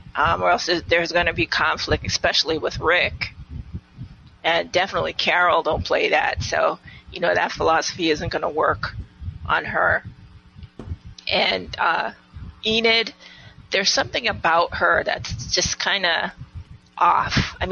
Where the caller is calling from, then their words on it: U.S. Virgin Islands; Hey, sisters. This is …. I'm calling from the Virgin Islands.